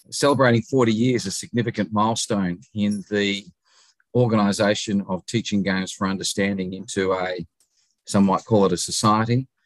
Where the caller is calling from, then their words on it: Adelaide, South Australia, Australia; I'm speaking today from Adelaide, South Australia. It's about 9.35 in the evening here in South Australia.